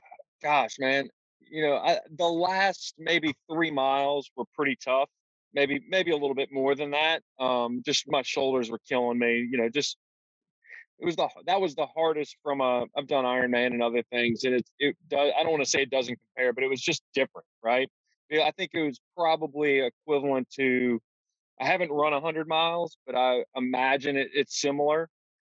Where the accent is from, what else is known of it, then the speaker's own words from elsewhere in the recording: Baton Rouge, Louisiana, United States; I'm from Baton Rouge, Louisiana.